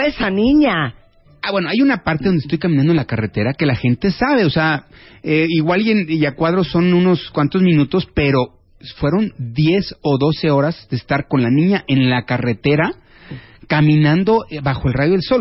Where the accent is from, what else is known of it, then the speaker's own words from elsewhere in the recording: Mexico; el orgullo como mexicano